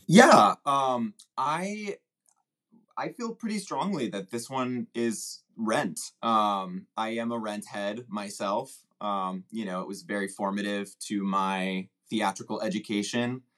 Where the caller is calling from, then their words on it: Chicago, Illinois, United States; I'm calling in from Chicago, Illinois.